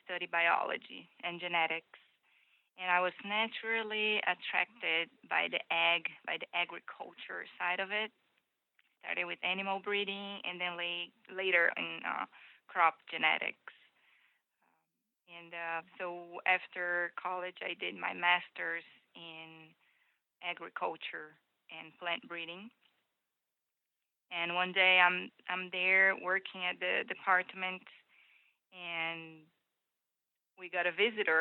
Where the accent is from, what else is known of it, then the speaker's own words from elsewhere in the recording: Brazil; moved away as an adult; now in Iowa, United States; I was born and raised in Brazil, and I moved to U.S.